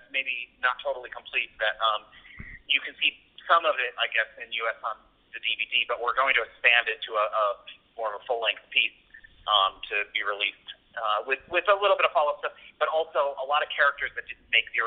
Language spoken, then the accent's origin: English; Stamford, Connecticut, United States; I grew up in Stamford, Connecticut, or around Stamford, Connecticut, where WWE has the headquarters